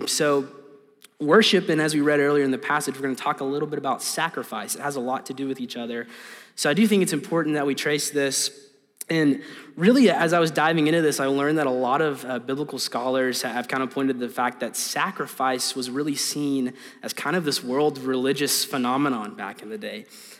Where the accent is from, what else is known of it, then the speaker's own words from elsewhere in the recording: Hot Springs, Arkansas, United States; So I am from Hot Springs, Central Arkansas. It's an interesting place. We call it the Spa City.